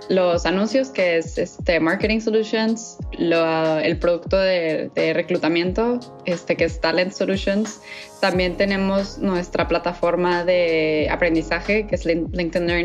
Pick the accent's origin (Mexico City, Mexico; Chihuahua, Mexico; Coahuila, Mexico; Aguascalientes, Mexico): Mexico City, Mexico; born there; Eh, nací en la Ciudad de México, pero me considero regia de corazón.